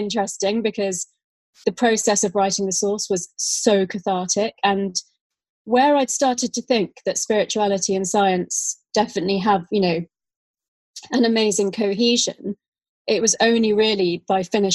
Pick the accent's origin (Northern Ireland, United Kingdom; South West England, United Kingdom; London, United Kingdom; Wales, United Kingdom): London, United Kingdom; also born or lived in Australia; I grew up in London